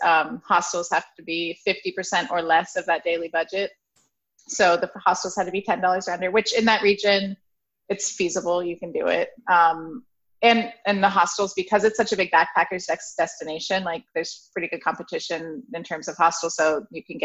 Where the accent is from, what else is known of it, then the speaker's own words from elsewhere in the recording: Ohio, United States; also born or lived in Barcelona, Spain / Lake Placid, New York; now in Woodstock, United States; I'm originally from Ohio